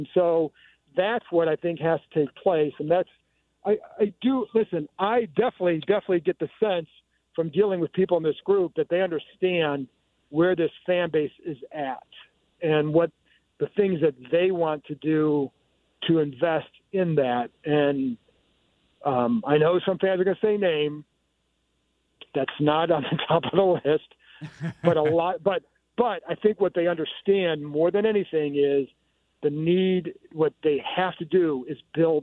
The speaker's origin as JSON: {"language": "English", "town": "Cleveland", "region": "Ohio", "country": "United States", "tie": "born or raised there", "moved": "yes", "said": "I grew up in Cleveland"}